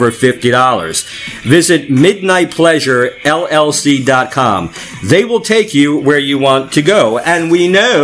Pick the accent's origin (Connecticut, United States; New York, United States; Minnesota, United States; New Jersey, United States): New Jersey, United States; Manalapan; I grew up in Manalapan